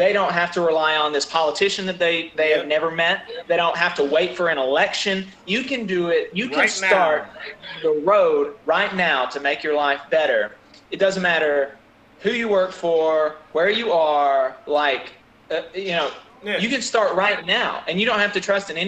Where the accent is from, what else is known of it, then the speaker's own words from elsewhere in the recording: Alabama, United States; growing up in Alabama